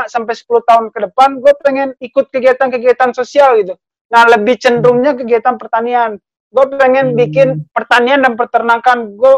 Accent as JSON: {"language": "Indonesian", "region": "West Sumatra", "country": "Indonesia", "tie": "born or raised there", "said": "Kalau pendapat gue ya, kalau gue dari kecil emang eh, kalau di Minang itu diajarin emang gitu sih."}